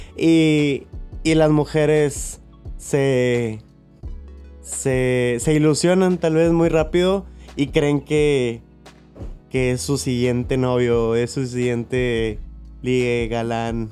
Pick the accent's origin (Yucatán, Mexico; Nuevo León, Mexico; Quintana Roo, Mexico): Nuevo León, Mexico; Monterrey; Somos de Monterrey